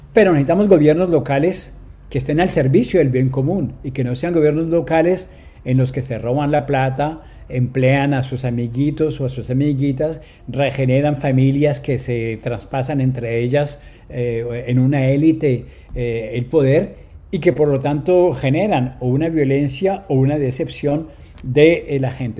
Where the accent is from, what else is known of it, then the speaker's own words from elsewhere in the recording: Colombia; moved away as an adult; now in France; como ciudadano francés, pero nacido en Colombia. Yo salí de Colombia a los 20 años, llevo 43 en Francia